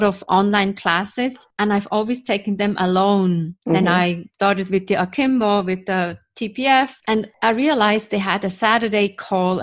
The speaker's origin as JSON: {"language": "English", "country": "Switzerland", "moved": "yes", "lives_now": "New York, United States", "said": "I'm from Switzerland, from Europe, living in New York."}